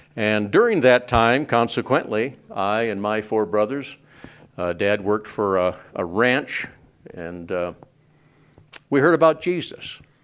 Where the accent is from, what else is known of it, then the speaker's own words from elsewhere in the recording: Cardwell, Montana, United States; also born or lived in Whitehall, Montana; I was raised in Cardwell, Montana